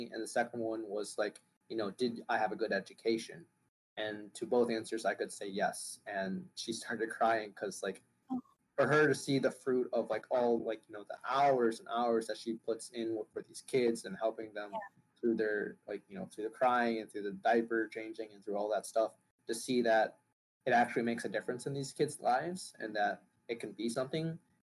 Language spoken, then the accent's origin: English; Hanoi, Vietnam; born there; so we flew in at the end for just a short trip to Vietnam, where I was born in Hanoi